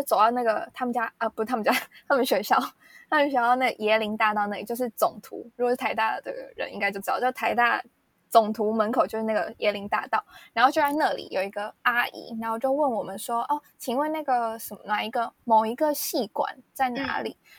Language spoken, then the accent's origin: Chinese; Taipei, Taiwan; 我台北人